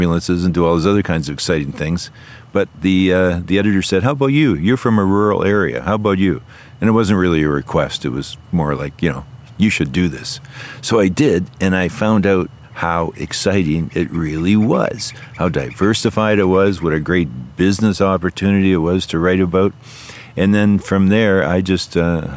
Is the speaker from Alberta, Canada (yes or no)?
no; Ontario, Canada; I come from Ontario, which is a four-hour plane ride away